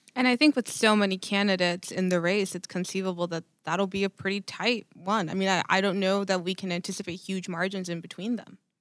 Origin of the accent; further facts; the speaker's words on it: Laredo, Texas, United States; I'm from Laredo